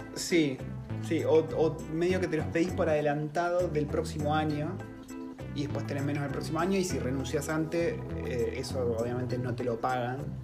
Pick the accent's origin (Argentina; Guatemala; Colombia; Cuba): Argentina; now in New Zealand; en Argentina estamos acostumbrados a laburar con yankees